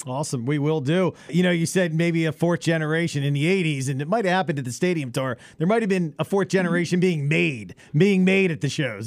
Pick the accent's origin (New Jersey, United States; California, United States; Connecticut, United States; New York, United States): New Jersey, United States; I grew up in South Jersey my entire life